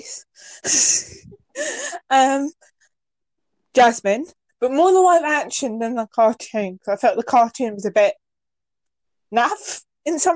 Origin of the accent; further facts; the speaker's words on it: England, United Kingdom; I'm English, so from England.